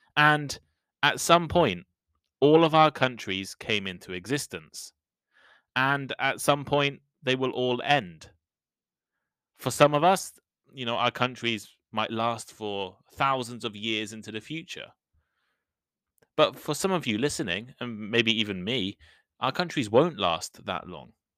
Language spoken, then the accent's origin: English; United Kingdom; I'm British